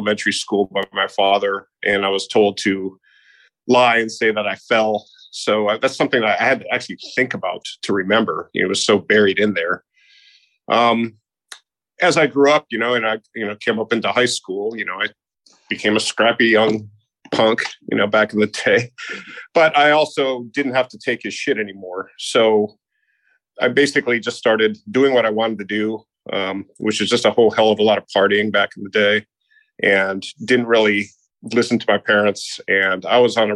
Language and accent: English; Naperville, Illinois, United States; also born or lived in Hinsdale, Illinois; now in Charleston, United States; I was born in Hinsdale, Illinois, but I grew up in Naperville